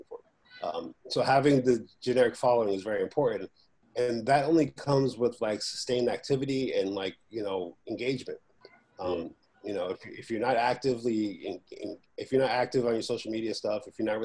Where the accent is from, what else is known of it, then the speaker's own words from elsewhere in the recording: Boston, Massachusetts, United States; the street I grew up in Boston